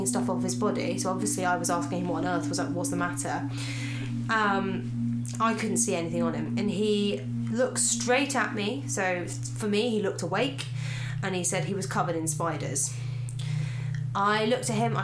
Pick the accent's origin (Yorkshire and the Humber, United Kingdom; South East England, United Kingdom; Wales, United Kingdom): South East England, United Kingdom; Sussex; the old house I grew up in Sussex